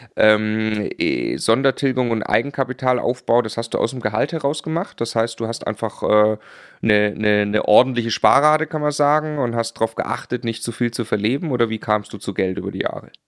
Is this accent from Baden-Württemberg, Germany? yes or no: yes; Baden-Württemberg, Germany; als Schwabe